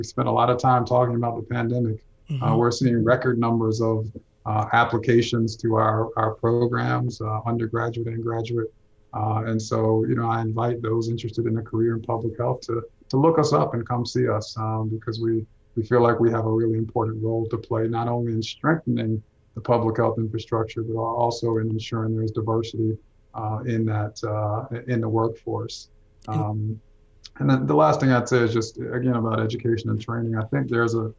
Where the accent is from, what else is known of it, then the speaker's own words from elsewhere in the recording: Atlanta, Georgia, United States; I'm a native, you know, I've grown up in Atlanta